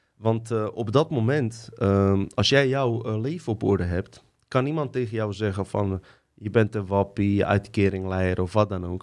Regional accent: Livno, Federation of Bosnia and Herzegovina, Bosnia & Herzegovina; now in Netherlands; Ik kom uit Livno. Dat is uh, grens tussen Bosnië en Kroatië.

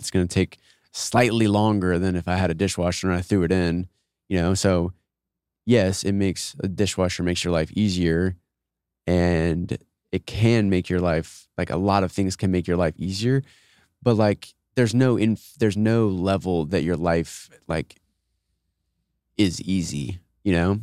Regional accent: Austin, Texas, United States; I'm from Austin, grew up, all my siblings live here, my parents live here

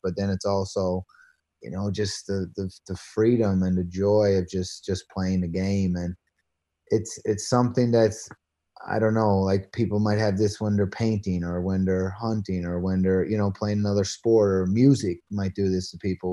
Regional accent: Patrick's Cove, Newfoundland and Labrador, Canada; also born or lived in Branch, Newfoundland; I grew up on, uh, uh, Placentia Bay out Route one hundred. It's a very small town

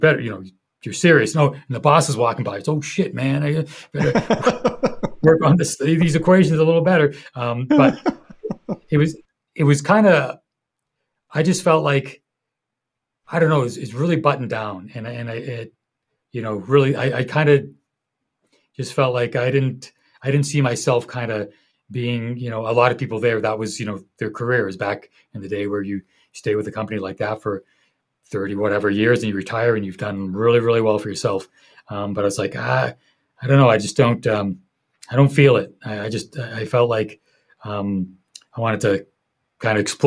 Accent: Boston, Massachusetts, United States; I'm from Boston

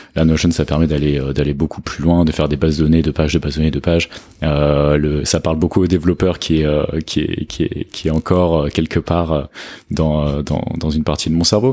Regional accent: France; moved away as an adult; also born or lived in London / England; now in Lisbon, Portugal; je suis français, euh, j'ai 30 ans, euh, j'habite à Lisbonne

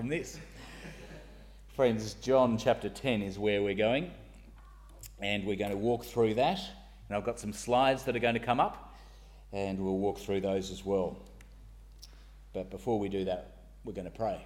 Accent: Sydney, New South Wales, Australia; moved away as an adult; now in Northern Ireland, United Kingdom; I grew up in St Ives

